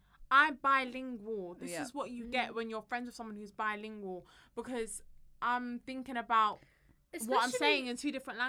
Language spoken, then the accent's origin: English; London, United Kingdom; accent: London accent; I thought that I had a London accent.